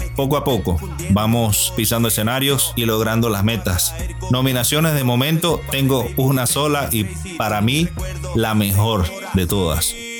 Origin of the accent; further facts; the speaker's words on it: Venezuela; now in Madrid, Spain; Actualmente me encuentro en la ciudad de Madrid, España y soy oriundo de Venezuela